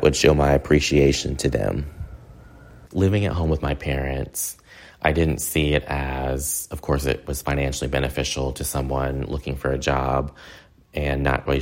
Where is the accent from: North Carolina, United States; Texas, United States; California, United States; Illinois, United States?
North Carolina, United States; Hickory; also born or lived in Ireland; my hometown of Hickory, North Carolina, which is a small southern manufacturing town